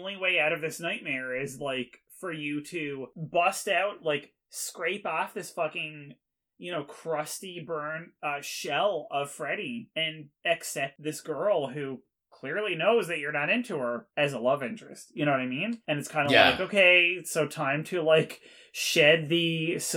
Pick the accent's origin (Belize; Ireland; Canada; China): Canada; We are Canadian, so it's English and French